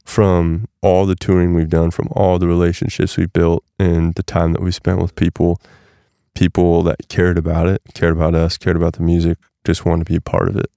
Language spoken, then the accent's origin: English; Nebraska, United States; moved away; also born or lived in Portland; growing up in Nebraska